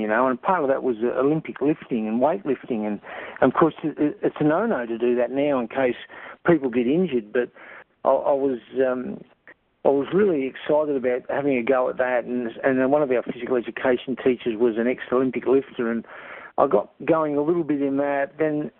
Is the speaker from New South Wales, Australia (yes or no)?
yes; Broken Hill, New South Wales, Australia; I was born here and raised here